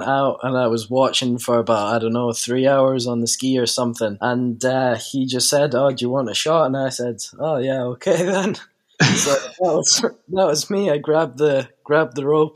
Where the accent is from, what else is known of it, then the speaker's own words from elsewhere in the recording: Isle of Tiree, Scotland, United Kingdom; I'm 16 years old, and I'm from the Isle of Tiree in Scotland.